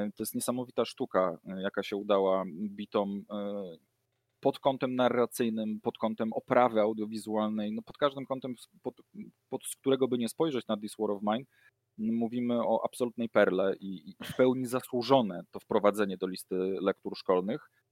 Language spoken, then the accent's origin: Polish; near the Pilchowice bridge, Lower Silesian Voivodeship, Poland; moved away; ja pochodzę z okolic y, mostu, który Tom Cruise chciał wysadzić